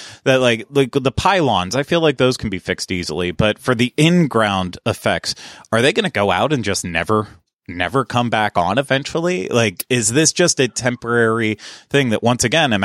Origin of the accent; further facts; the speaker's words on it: Pittsburgh, Pennsylvania, United States; now in Orlando, United States; growing up in Pittsburgh, Pittsburgh felt like a massive city.